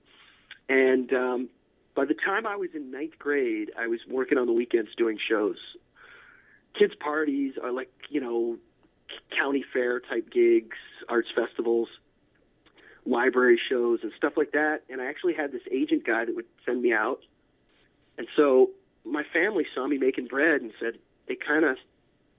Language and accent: English; Altoona, Pennsylvania, United States; I grew up in a small town, Altoona, Pennsylvania, pretty much in the middle of Pennsylvania